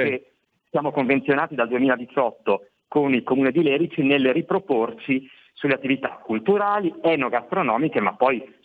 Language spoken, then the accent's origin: Italian; Liguria, Italy; e da Ligure, me lo potete permettere, a spendere